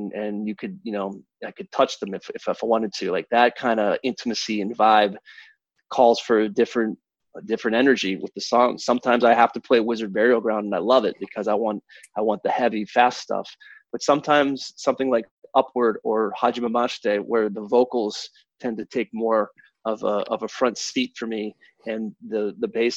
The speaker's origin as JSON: {"language": "English", "town": "Kalamazoo", "region": "Michigan", "country": "United States", "tie": "born or raised there", "also_born_or_lived": "Pittsburgh, Pennsylvania", "said": "when I moved from Pittsburgh, where my entire family moved, up to Michigan"}